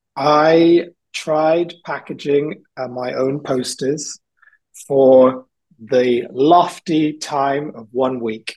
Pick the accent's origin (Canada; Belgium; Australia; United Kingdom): United Kingdom; South Wales; also born or lived in England; now in London, United Kingdom; I grew up in South Wales, I was born in England